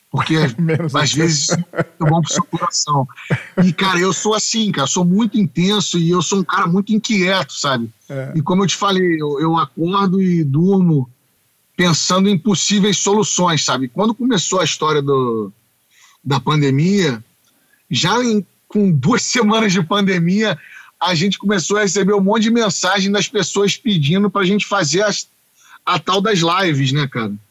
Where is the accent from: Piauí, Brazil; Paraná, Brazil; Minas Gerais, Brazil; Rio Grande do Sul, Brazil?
Paraná, Brazil; Curitiba; olha, eu não sou do samba, eu sou de Curitiba mas eu adoro cantar.